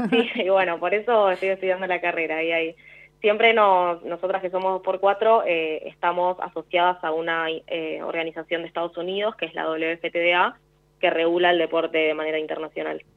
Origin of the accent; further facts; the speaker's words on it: Buenos Aires, Argentina; yo soy de Capital Federal.